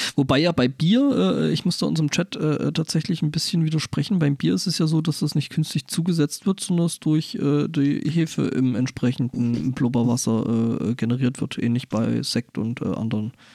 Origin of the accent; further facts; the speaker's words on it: Germany; als Europäer oder speziell auch als Deutscher